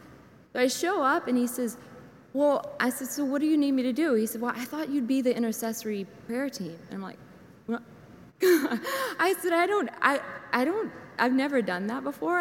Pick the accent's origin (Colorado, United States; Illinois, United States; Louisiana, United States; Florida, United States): Louisiana, United States; St. Martinville; moved away as an adult; also born or lived in Lafayette, Louisiana / Alpine, Texas; now in Ponchatoula, United States; I'm originally from St. Martinville, but then I've been in St. Joseph's since 2005.